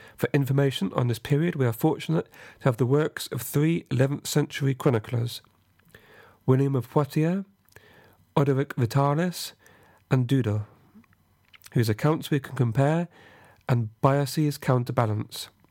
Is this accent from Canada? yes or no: no; England, United Kingdom; as an Englishman